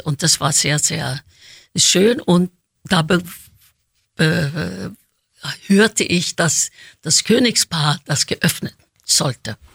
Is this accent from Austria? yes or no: no; Oslo, Norway; born or raised there; moved away